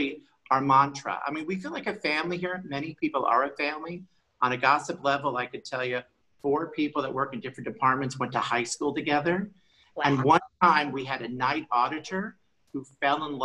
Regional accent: Bay Area, California, United States; also born or lived in Washington, D.C.; I've been in the Bay Area since I was 5, except for 1 year. So I was born on the East Coast

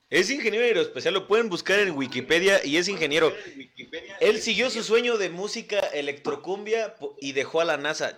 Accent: Ixtapaluca, State of Mexico, Mexico; Somos de Ixtapaluca

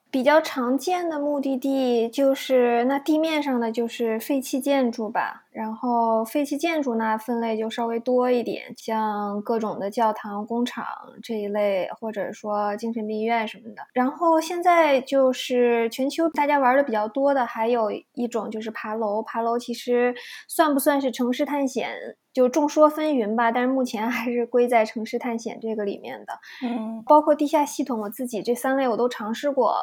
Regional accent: China; now in Toronto, Canada; 我是一个中国人

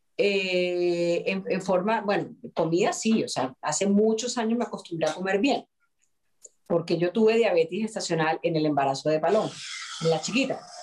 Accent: Colombia; nosotros como actores colombianos

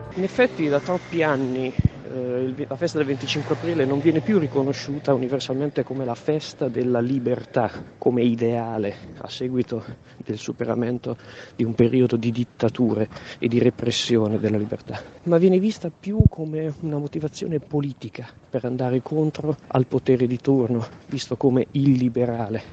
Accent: Modena, Emilia-Romagna, Italy; now in Rome, Italy; Io sono modenese

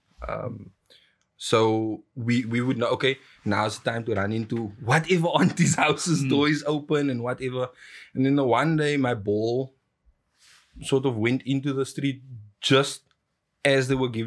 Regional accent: Cape Town, Western Cape, South Africa; also born or lived in Los Cabos (garbled); I grew up in Los Cabos, and then attended school in Alcis River.

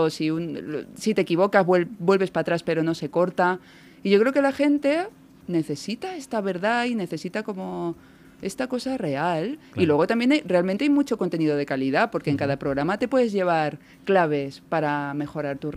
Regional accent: Balearic Islands, Spain; also born or lived in Córdoba / La Mancha; now in Barcelona, Spain; crecí en Baleares

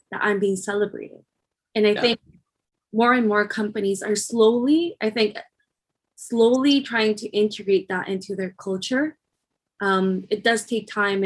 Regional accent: Philippines; moved away; I'm from the Philippines

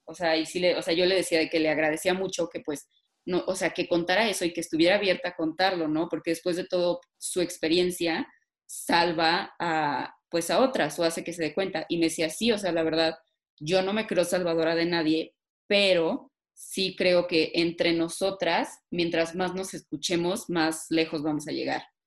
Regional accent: Mexico; siendo mujeres mexicanas

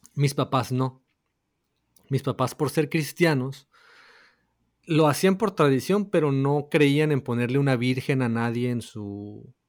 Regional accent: northern Mexico, Mexico; somos del norte de México

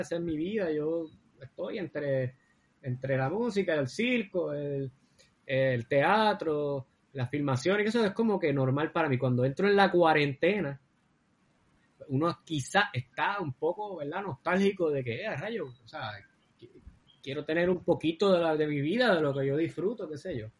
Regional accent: Cabo Rojo, Puerto Rico; yo soy de Cabo Rojo y me crié así entre el campo y la ciudad

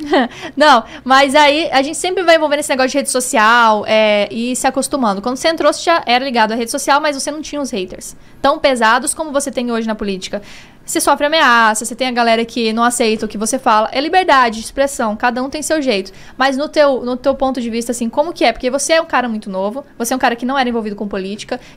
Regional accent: Cuiabá, Mato Grosso, Brazil; accent: cuiabano; Cuiabano, cuiabano. cuiabano. Nasci aqui.

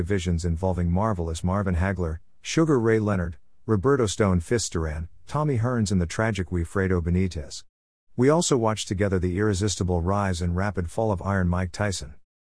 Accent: Grimsby, Yorkshire and the Humber, United Kingdom; moved away as an adult; also born or lived in Shetland Isles / Manchester; Even during the times when I lived away from my hometown of Grimsby, during a brief hiatus in the Shetland Isles 1980-81, or after I became a mature student in Manchester

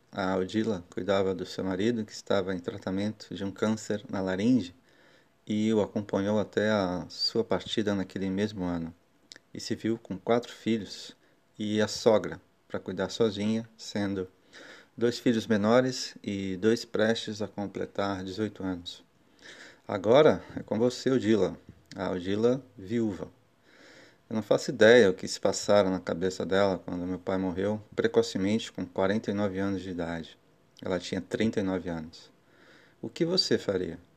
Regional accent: Santos, São Paulo, Brazil; born there; Entre todos os irmãos, somente eu nasci em Santos

